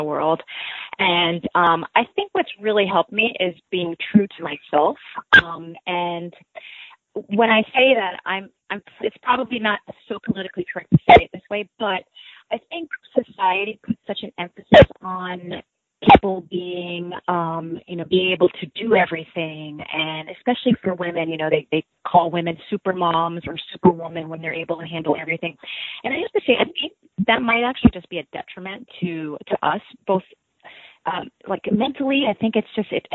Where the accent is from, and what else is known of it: United States; born or raised there; also born or lived in Cairo, Egypt